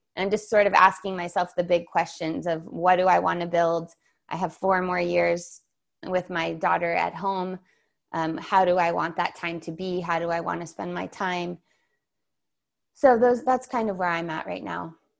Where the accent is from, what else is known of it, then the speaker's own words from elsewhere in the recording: San Diego, California, United States; I grew up in San Diego